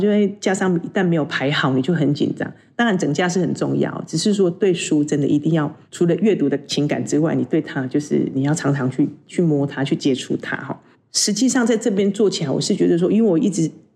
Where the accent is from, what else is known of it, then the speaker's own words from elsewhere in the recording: Puli, Nantou County, Taiwan; 我是普里出生，在普里长大的小孩。那当中大概只有高中的时候到外面去念书。回到普里，工作开始是在幼儿园